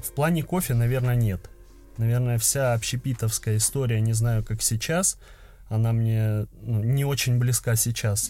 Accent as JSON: {"language": "Russian", "town": "Krasnodar", "region": "Krasnodar Krai", "country": "Russia", "said": "я из Краснодара"}